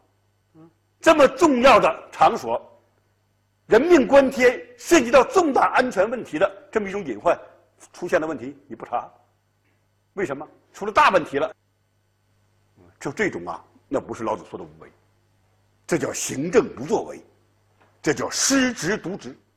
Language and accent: Chinese; China; 我们中国人特别善于这一套，悠悠无尽的历史烟云，血雨腥风的政治事件，啊，都能被我们中国人呐用时光之水洗净它的血污